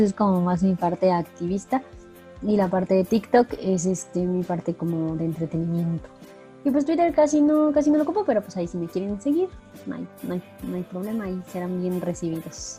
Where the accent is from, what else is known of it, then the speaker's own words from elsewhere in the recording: Mexico; en nuestra parte cultural como mexicanos